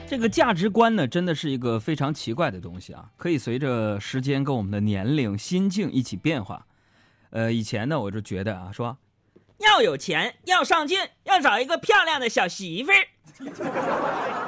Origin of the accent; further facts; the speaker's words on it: Beijing, China; 咱们北京人